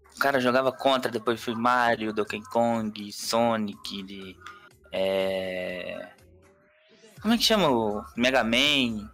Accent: Minas Gerais, Brazil; eu sou de Minas Gerais

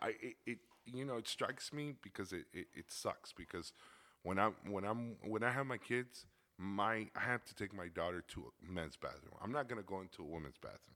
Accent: Chicago, Illinois, United States; I grew up in Little Village, over by 26th Street in Chicago.

